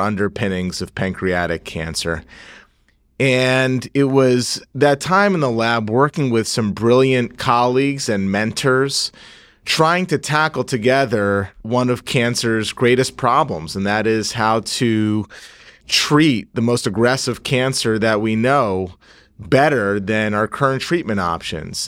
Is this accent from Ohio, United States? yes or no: no; Northeast New Jersey, United States; moved away as an adult; I'm from Northeast New Jersey, born and raised